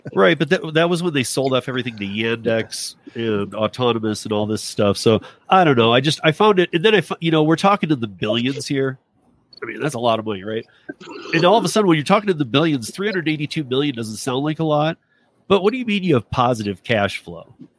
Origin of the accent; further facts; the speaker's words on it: Michigan, United States; moved away; my home state of Michigan